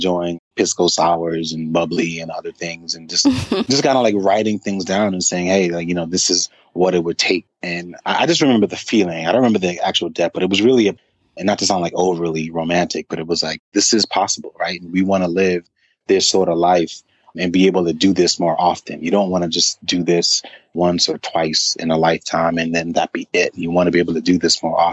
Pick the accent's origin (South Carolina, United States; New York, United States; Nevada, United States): New York, United States; New York City; now in Atlanta, United States; I'm from Brooklyn